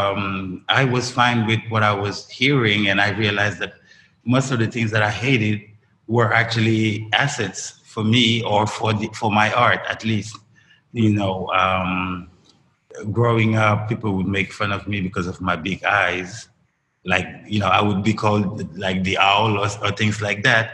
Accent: Dakar, Senegal; I grew up in Dakar, but like in the best of Dakar

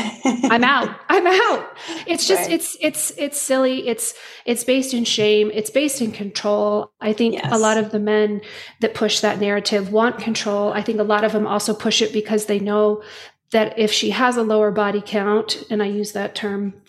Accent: Utah, United States; I'm from Utah, raised Mormon.

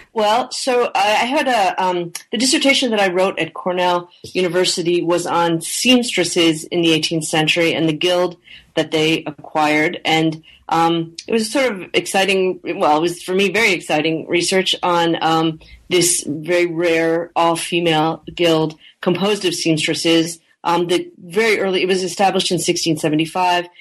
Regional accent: Canada; I am uh, originally from Canada, and I grew up in Canada

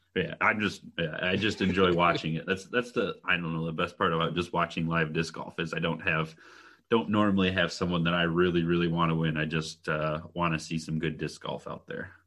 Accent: Michigan, United States; I'm from Michigan. I think I said that in one episode, but, um, from the cold state of Michigan

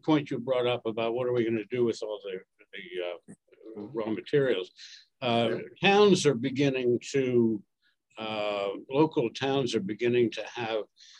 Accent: Washington, United States; moved away; I went to Washington, which is my hometown anyway.

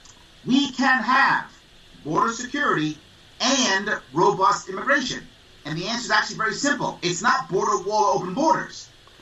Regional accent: United States; I'm an American.

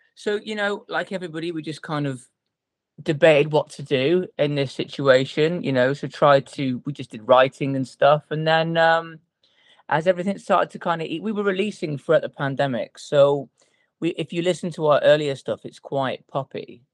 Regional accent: Telford, West Midlands, United Kingdom; now in Cheshire, United Kingdom; we are all originally from a little place called Telford, which is in a little place called Shropshire.

